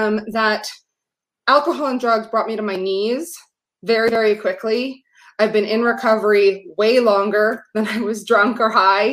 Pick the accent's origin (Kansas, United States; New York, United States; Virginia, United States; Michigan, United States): New York, United States; New York City; I grew up in New York City